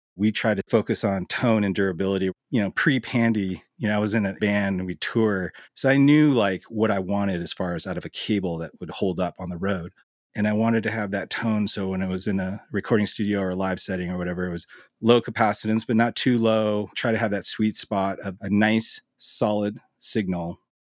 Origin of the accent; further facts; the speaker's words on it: Billings, Montana, United States; also born or lived in Los Angeles / Missoula; I was born in Billings and I've lived in multiple cities around the state. I had a stint in L A right after high school, and other than that, I've lived in Montana my entire life.